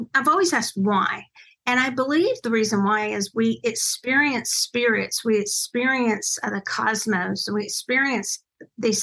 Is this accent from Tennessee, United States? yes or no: no; Longview, Texas, United States; my hometown of Longview, Texas